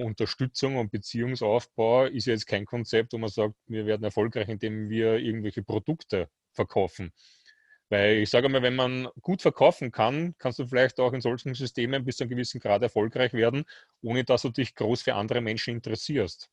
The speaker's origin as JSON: {"language": "German", "country": "Austria", "said": "bei uns in Österreich"}